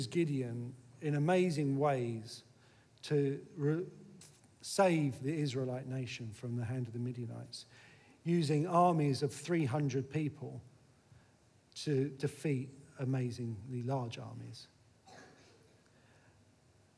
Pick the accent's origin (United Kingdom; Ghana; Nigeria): United Kingdom; Eltham, London; also born or lived in Sidcup; I'm just from Eltham. Now, sometimes I say, actually, I'm from Sycup, because Sycup's a little bit posher than Eltham